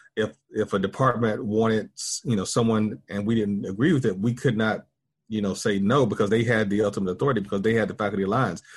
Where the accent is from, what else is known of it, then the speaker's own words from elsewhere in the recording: Pilot Mountain, North Carolina, United States; moved away as an adult; also born or lived in Winston-Salem, North Carolina; now in Texas, United States; I am, uh, North Carolinian, and I was born in a small town called Pilot Mountain, North Carolina. Um, very rural town. When I was growing up, probably population around two or three thousand